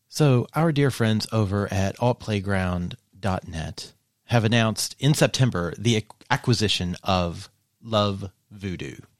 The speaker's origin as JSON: {"language": "English", "region": "Eastern Kentucky", "country": "United States", "said": "I'm from Eastern Kentucky"}